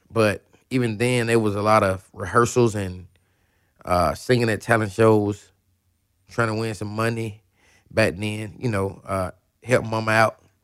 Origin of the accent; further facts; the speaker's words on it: Atlanta, Georgia, United States; I'm from Atlanta.